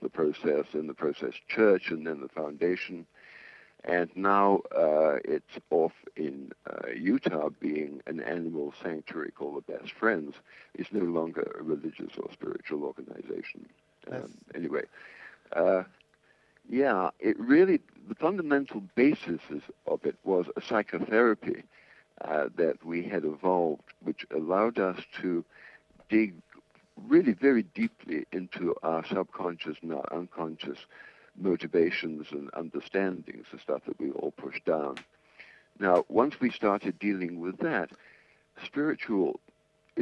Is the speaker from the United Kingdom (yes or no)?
yes; England, United Kingdom; moved away as an adult; also born or lived in New York; I'm English. I was born in 1940, educated in England, qualified as an architect